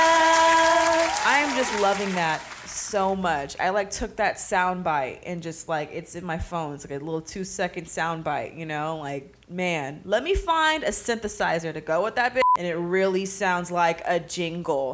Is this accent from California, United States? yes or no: yes; Pittsburg, California, United States; my hometown, Pittsburgh, California